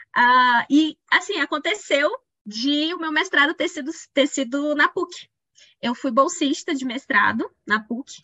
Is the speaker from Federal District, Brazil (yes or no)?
no; Pará, Brazil; moved away as an adult; also born or lived in Belém; now in Minas Gerais, Brazil; eu sou paraense, eu acho que isso é uma, é, uma definição minha mesmo. Assim. Eu tenho muito orgulho de ser do Pará